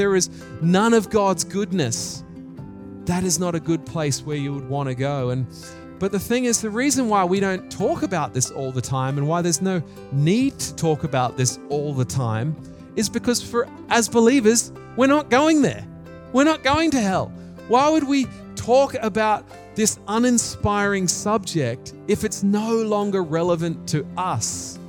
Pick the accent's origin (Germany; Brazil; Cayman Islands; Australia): Australia; moved away as an adult; also born or lived in New Zealand; now in Japan; I had lost my New Zealand accent and I was becoming an Australian really in many ways